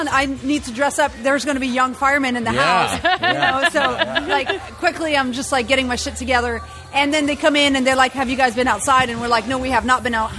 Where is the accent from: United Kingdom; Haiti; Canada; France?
France; moved away as an adult; now in San Francisco, United States; I grew up in the mountains